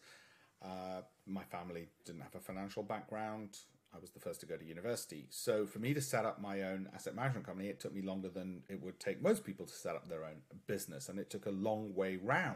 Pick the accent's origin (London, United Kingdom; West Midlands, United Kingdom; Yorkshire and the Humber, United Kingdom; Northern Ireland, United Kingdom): Yorkshire and the Humber, United Kingdom; Leeds; I grew up in Armley, no silver spoon, the child of immigrants